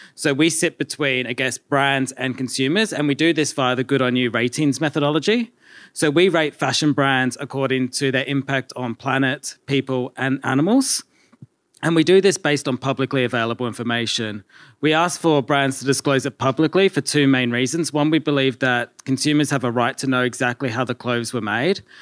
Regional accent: Australia; accent: Australian; We started in Australia, if you can't tell by my accent as well.

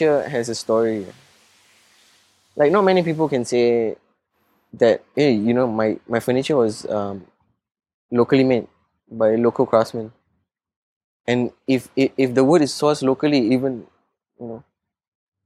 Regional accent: Singapore; I'm still Singaporean

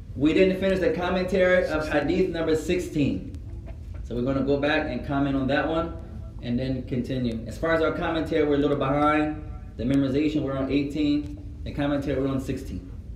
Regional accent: United States; I was born here.

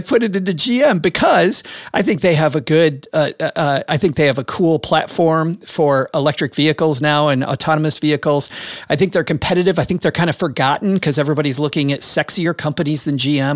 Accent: Michigan, United States; I'm from Michigan in the middle part of the country.

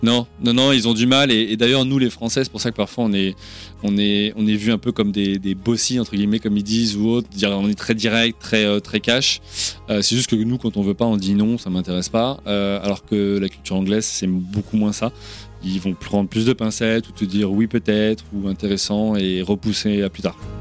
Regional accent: France; moved away as an adult; je suis bien français

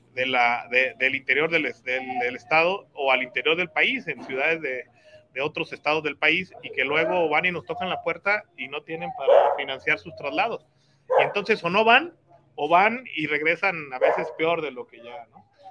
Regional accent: Guadalajara, Jalisco, Mexico; now in Tonalá, Mexico; Yo nací en Guadalajara. Este, tengo aquí siete años viviendo en Tonalá.

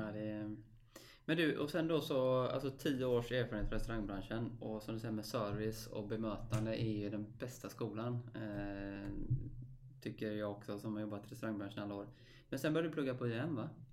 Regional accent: Stenungsund, Västra Götaland, Sweden; Jag är uppväxt i Stenungsund

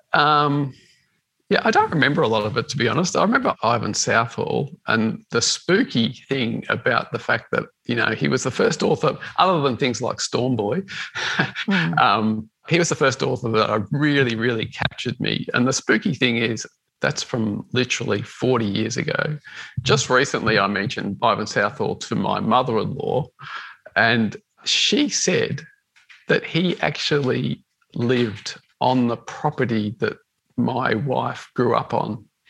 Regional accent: Melbourne, Victoria, Australia; I grew up in the western suburbs of Melbourne

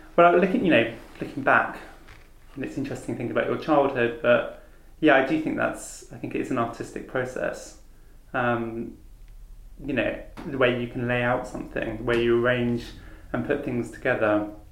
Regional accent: Falmouth, South West England, United Kingdom; growing up in Falmouth, I was lucky enough to have a really good art school

